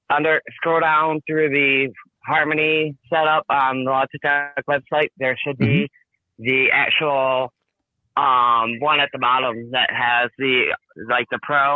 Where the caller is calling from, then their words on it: Michigan, United States; From Michigan.